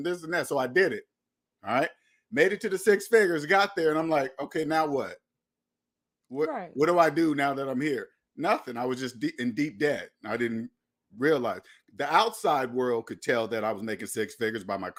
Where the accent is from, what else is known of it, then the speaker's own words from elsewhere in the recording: Seattle, Washington, United States; now in Myrtle Beach, United States; I'm originally from Seattle, Washington.